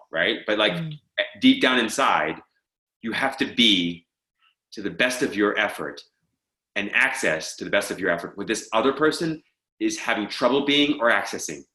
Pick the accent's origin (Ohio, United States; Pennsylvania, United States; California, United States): Pennsylvania, United States; Pittsburgh; moved away as an adult; also born or lived in Philadelphia / Miami / Los Angeles; I grew up in Pittsburgh.